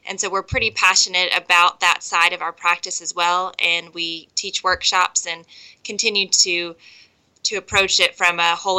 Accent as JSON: {"language": "English", "region": "Texas", "country": "United States", "tie": "born or raised there", "said": "I actually did grow up in Texas. We never did live in Abilene, so we missed that in the conversation somehow. But I am from Texas"}